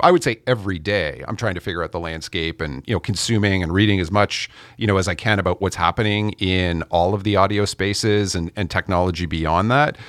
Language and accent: English; Canada; I'm Canadian